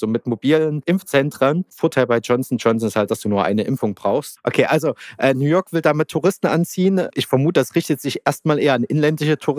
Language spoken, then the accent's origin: German; Germany; als Deutsche